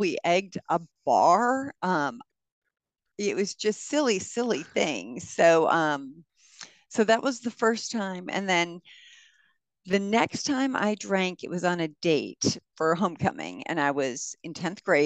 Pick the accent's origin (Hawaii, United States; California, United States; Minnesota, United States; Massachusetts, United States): Minnesota, United States; Minneapolis; So I was from South Minneapolis, grew up in South Minneapolis.